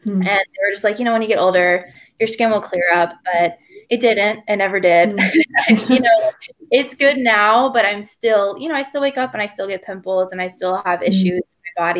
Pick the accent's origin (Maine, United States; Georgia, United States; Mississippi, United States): Georgia, United States; Gwinnett County; moved away as an adult; also born or lived in Western North Carolina; now in North Carolina, United States; So I'm from Georgia. I'm from Gwinnett County. So it's like 40 miles east of Atlanta, but I live now in Western North Carolina.